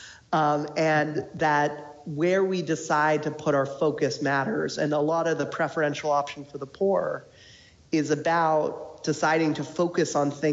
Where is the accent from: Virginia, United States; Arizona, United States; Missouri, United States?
Virginia, United States; Falls Church; I'm from Northern Virginia as well, inside the Beltway in Falls Church